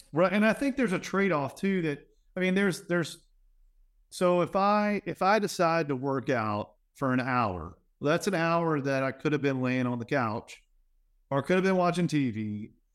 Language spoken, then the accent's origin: English; Louisiana, United States; I'm from Louisiana